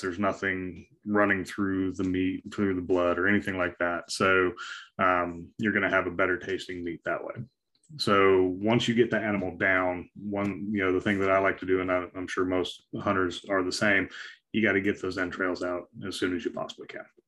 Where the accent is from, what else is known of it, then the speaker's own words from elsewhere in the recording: Wyoming, United States; moved away; I grew up in Wyoming